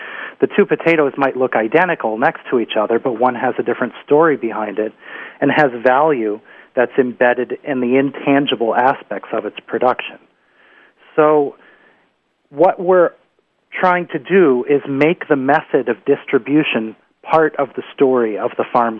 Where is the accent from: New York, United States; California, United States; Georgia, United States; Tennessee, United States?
New York, United States; upper Susquehanna; now in Vermont, United States; where I grew up on the Susquehanna, the origins of the colonial settlements on the upper Susquehanna, like Binghamton